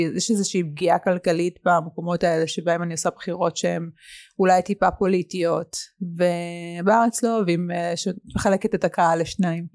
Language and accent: Hebrew; Haifa, Haifa District, Israel; כשהייתי ילדה, היה לנו באמת הכל. היה רכבים מפוארים, והיינו ברמת חיים מאוד, אה, גבוהה, ולאבא הייתה את המסעדה הכי מצליחה בחיפה